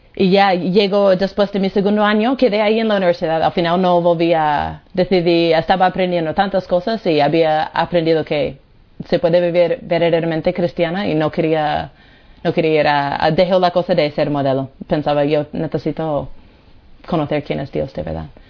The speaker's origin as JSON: {"language": "Spanish", "country": "United States", "moved": "yes", "said": "soy de Estados Unidos"}